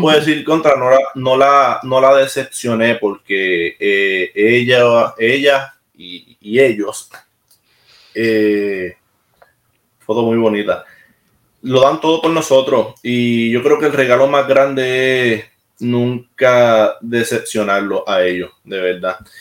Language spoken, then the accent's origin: Spanish; Puerto Rico; accent: Puerto Rican; moved away as an adult; also born or lived in Maryland, United States; now in Mons, Belgium; Tengo mi acento y me gusta que me, que tener mi acento, de verdad que sí me gusta tener mi acento y, no me avergüenza y lo digo siempre. ¿Dónde tú eres? de Puerto Rico.